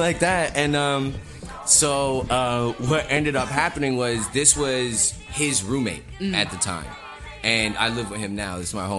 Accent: Eastern Long Island, New York, United States; moved away as an adult; now in Brooklyn, United States; I'm from Eastern Long Island.

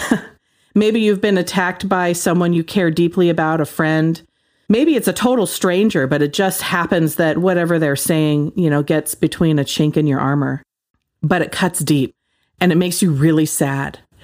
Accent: Ashland, United States; my hometown is, like, super liberal.

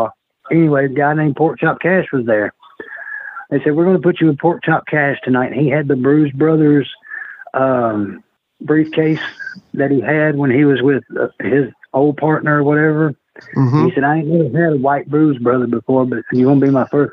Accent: Fayetteville, Tennessee, United States; My hometown is Fayetteville, Tennessee

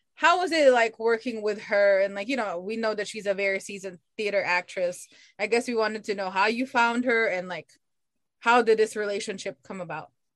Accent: Philippines; as a Filipino

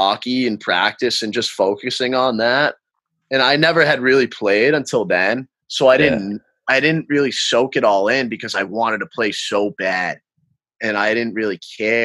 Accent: Massachusetts, United States; I'm from Mass

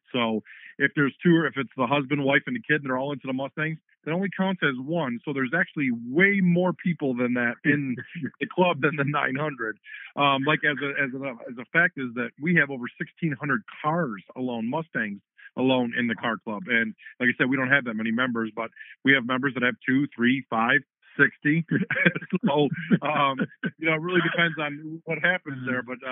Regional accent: Dearborn, Michigan, United States; growing up in Dearborn

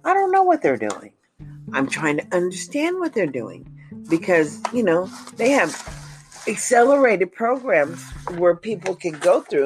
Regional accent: United States; I'm an American citizen

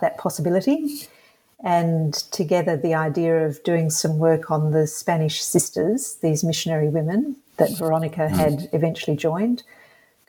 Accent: Perth, Western Australia, Australia; I grew up in Perth, which is 130 kilometres down the road from New Norcia, which is a town that is still alive and well in Western Australia

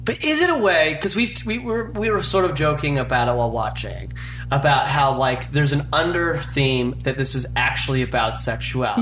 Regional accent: Utah, United States; I'm from Utah.

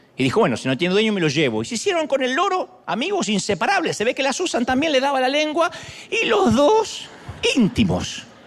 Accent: Argentina; Yo soy argentino.

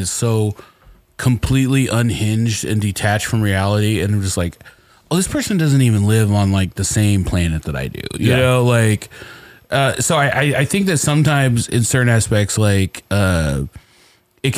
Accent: Indiana, United States; I am black and from Indiana

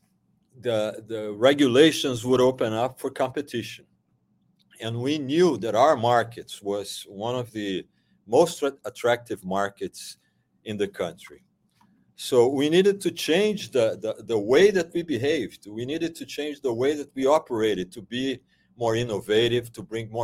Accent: Brazil; moved away; I am originally from Brazil

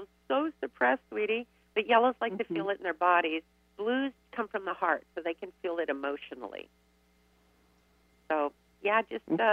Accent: Riverside, California, United States; I grew up in Riverside.

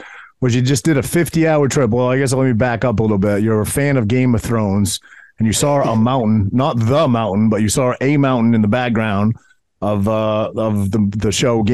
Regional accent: Maine, United States; now in Ocean County, New Jersey, United States; I grew up in Maine

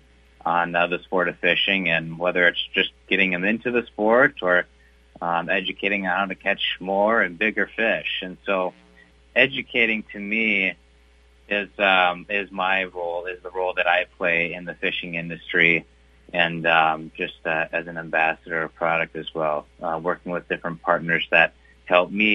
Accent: Brainerd Lakes area, Minnesota, United States; I was born and raised in the Brainerd Lakes area and grew up on the shores of North Long Lake

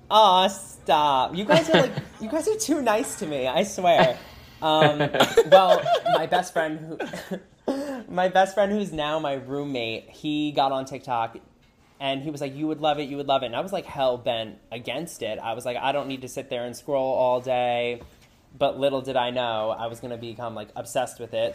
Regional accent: New Jersey, United States; moved away as an adult; now in Los Angeles, United States; I'm from New Jersey. I actually just moved to Los Angeles three weeks ago.

